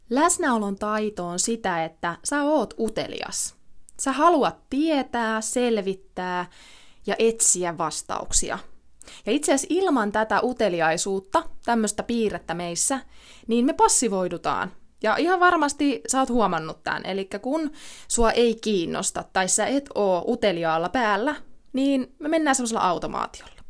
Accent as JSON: {"language": "Finnish", "town": "Ilmajoki", "region": "South Ostrobothnia", "country": "Finland", "tie": "born or raised there", "said": "mä oon kotosin Ilmajoelta, mä oon asunut siellä monta monta vuotta"}